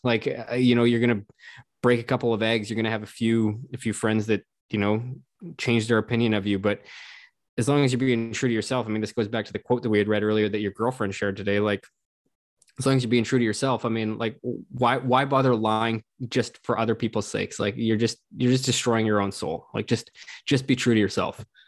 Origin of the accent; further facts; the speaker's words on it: Canada; as a Canadian